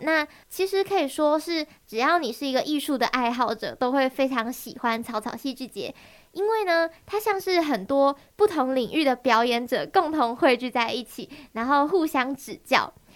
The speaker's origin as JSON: {"language": "Chinese", "country": "Taiwan", "first_language": "Taiwanese Hokkien", "said": "身为就是我们 本土的学生，我们也要很努力地，就是多去练习台语，或者是说把台语直接就当做我们生活的一部分"}